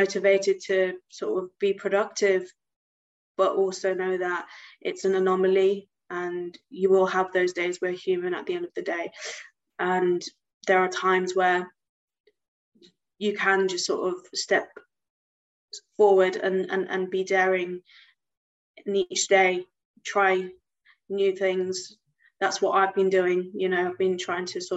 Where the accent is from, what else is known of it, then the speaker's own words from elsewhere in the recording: United Kingdom; also born or lived in Gujarat, India (ancestry); I'm British Indian, so I do have Indian heritage, and my ancestors come from this state in India called Gujarat